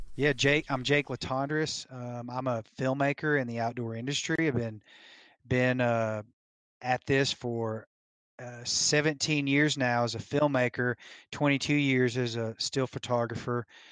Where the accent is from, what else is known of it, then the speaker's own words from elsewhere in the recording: Tennessee, United States; now in Colorado, United States; I was born and raised in Tennessee